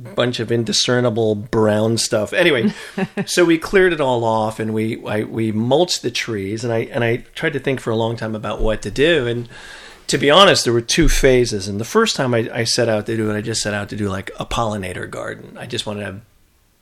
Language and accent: English; New Jersey, United States; I grew up in New Jersey